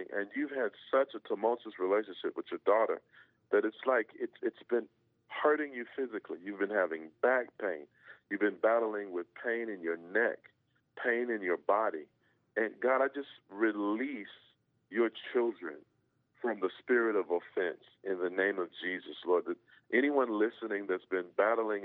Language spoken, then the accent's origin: English; Georgia, United States; when I grew up in Georgia, you know, we had big homes